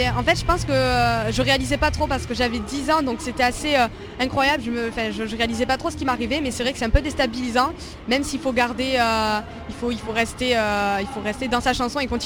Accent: Provence-Alpes-Côte d'Azur, France; J'ai grandi ben, dans le sud, à côté d'Avignon, et je je vis toujours là-bas.

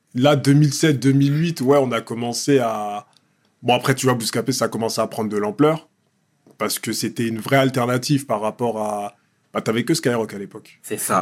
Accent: Évry-Courcouronnes, Île-de-France, France; j'ai grandi dans un quartier bah, populaire, tu vois. À Évry-Courcouronne

